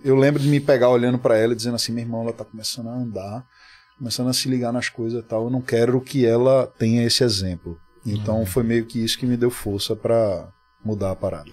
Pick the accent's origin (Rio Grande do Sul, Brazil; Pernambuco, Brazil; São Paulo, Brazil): Pernambuco, Brazil; Recife; aqui em Recife, que é a minha terra, que é o lugar que eu sempre fui para shows